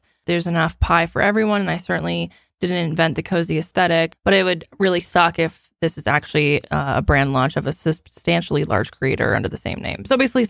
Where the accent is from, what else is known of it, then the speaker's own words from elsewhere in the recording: Canada; I'm a Canadian, but the vast majority of my demographic is in the U.S.